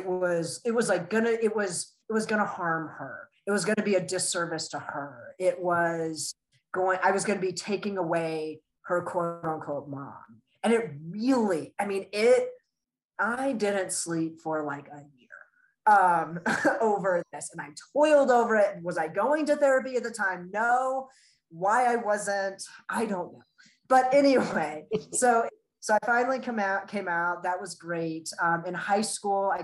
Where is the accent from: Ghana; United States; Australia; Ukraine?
United States; Colorado; also born or lived in Russia / Virginia; when I was 8, we moved to Colorado. So I pretty much say I'm from Colorado